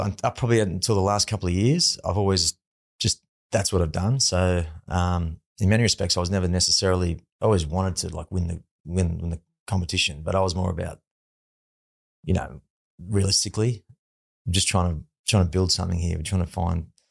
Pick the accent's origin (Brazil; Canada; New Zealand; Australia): Australia; Sydney, New South Wales; also born or lived in Penrith; I come from the Northern Beaches